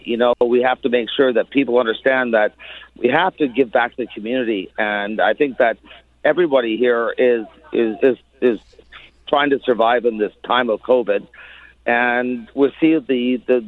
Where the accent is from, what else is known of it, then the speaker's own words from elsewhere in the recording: Toronto, Ontario, Canada; growing up on Yonge Street myself